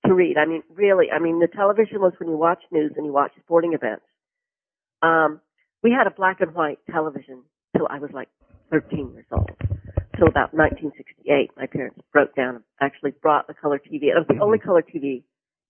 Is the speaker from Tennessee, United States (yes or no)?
no; Florida, United States; I grew up in Florida